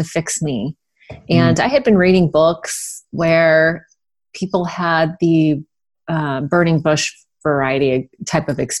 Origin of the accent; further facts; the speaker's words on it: Sunnyvale, California, United States; I grew up in Sunnyvale, California